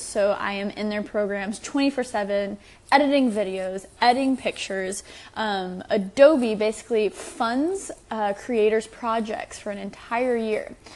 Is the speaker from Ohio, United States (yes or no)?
no; Texas, United States; I'm from Texas.